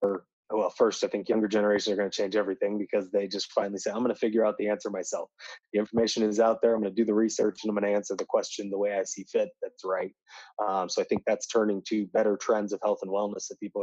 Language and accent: English; Indiana, United States; I'm from Indiana, so right in the Midwest